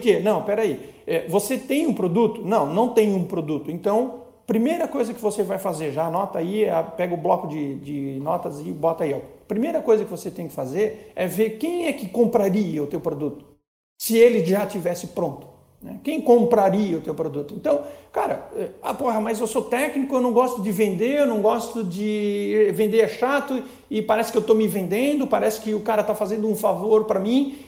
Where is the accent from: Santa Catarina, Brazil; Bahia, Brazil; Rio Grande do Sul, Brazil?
Santa Catarina, Brazil; Blumenau; Eu sou de Blumenau, Santa Catarina